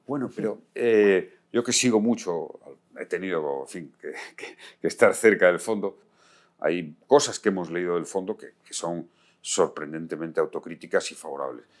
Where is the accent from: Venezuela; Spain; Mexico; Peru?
Spain